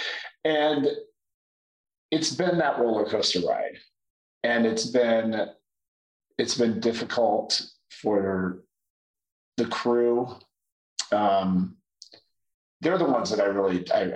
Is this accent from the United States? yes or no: yes; Indiana, United States; now in Atlanta, United States; I grew up in Trailer Park, Indiana